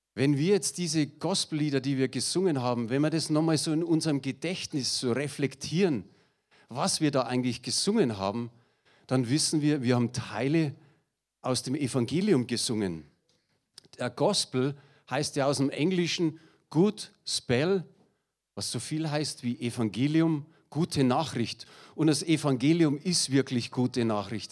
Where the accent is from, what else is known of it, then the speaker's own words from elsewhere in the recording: Munich, Bavaria, Germany; accent: Münchnerisch; ich bin ein echter Münchner. Und ich hoffe, ihr versteht mein Münchnerisch